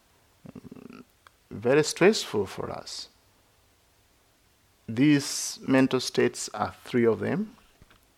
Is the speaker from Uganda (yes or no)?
yes; Uganda; moved away as an adult; also born or lived in India / Sri Lanka / Thailand; I grew up in Uganda